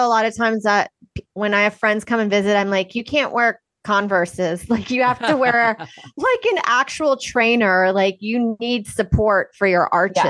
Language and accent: English; Texas, United States; moved away; I grew up in Texas.